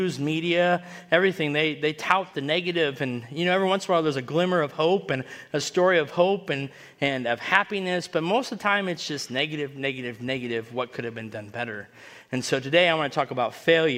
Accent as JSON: {"language": "English", "country": "United States", "tie": "born or raised there", "said": "I grew up in Washington"}